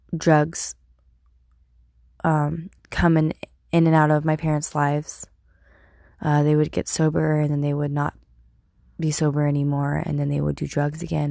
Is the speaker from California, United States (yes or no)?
yes; Turlock, California, United States; I was born at Emmanuel Hospital in Turlock, California